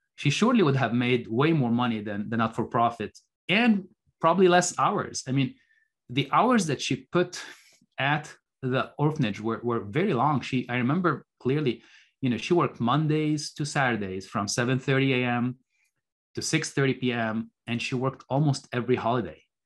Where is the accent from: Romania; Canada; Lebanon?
Lebanon; Beirut, Beirut Governorate; moved away as an adult; also born or lived in Minnesota, United States; I was born in Beirut, Lebanon. Lebanon is a small country in the Middle East, and I grew up during the Lebanese Civil War